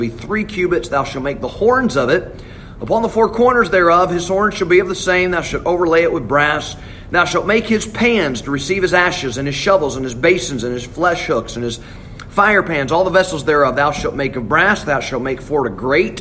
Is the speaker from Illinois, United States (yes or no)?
no; Alabama, United States; I'm from Alabama